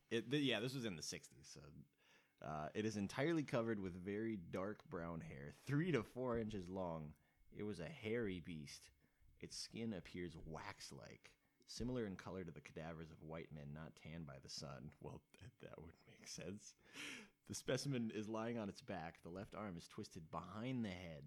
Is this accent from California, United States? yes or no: no; Minnesota, United States; we're from Minnesota